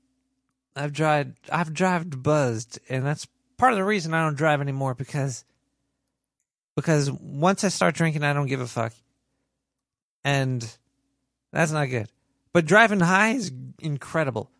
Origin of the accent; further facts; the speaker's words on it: New York, United States; I was born and raised and stuck in New York.